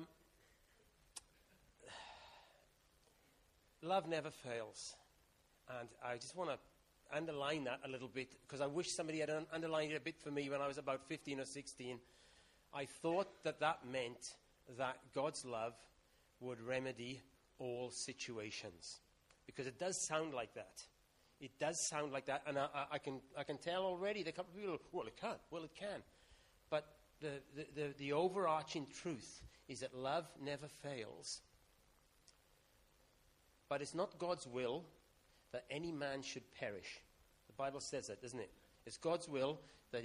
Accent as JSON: {"language": "English", "area": "Welsh", "region": "Wales", "country": "United Kingdom", "said": "I'm Welsh"}